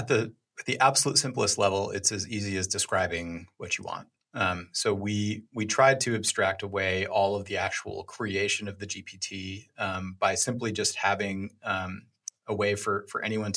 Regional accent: New York, United States; Yeah, well, so I'm from New York. I had no idea of anything going on the West Coast.

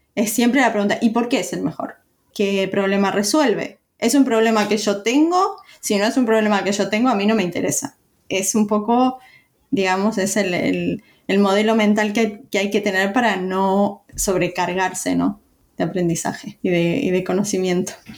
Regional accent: Uruguay; moved away; yo nací en Uruguay

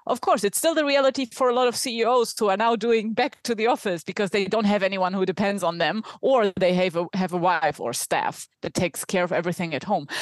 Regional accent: Germany; accent: German; English is a second language; now in Spain; based in Spain, though from my accent, you can tell that I'm German

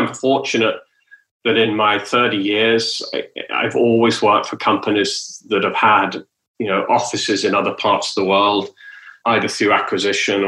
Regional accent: United Kingdom; moved away as an adult; also born or lived in London / Texas; now in Southern California, United States; I'm British, you know, and you know, I was born in Britain

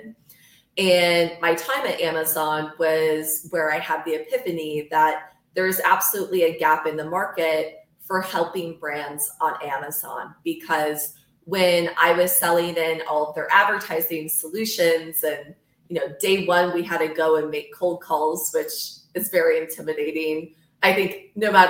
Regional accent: Michigan, United States; moved away as an adult; also born or lived in New York City; I grew up in Michigan.

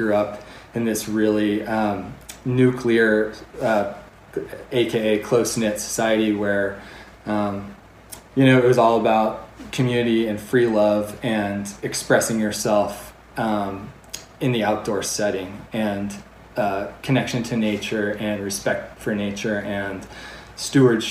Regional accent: Crested Butte, Colorado, United States; now in Park City, United States; I was born in 1980 in Crested Butte. My parents were hippies who had visited there and fallen in love and decided to start a family there

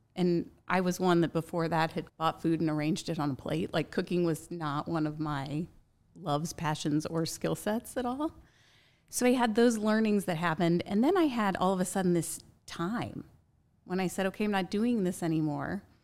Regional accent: Indianapolis, Indiana, United States; I grew up here in Indianapolis

